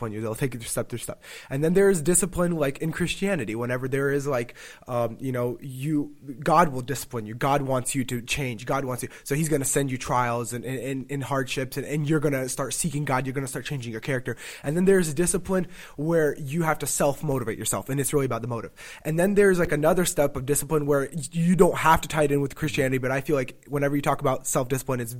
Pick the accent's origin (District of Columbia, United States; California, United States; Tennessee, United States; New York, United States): Tennessee, United States; also born or lived in Rochester; I'm from Tennessee